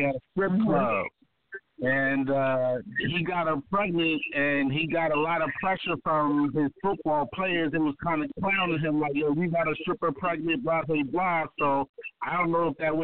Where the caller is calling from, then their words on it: Baltimore, Maryland, United States; I'm calling from Baltimore, Maryland, East Side, Zone 18 in the building